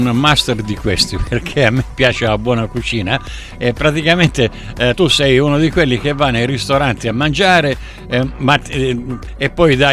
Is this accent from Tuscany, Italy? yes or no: no; Barcellona Pozzo di Gotto, Sicily, Italy; sono nato e cresciuto a Barcellona, Pozzo di Gotto sono due grossi centri del messinese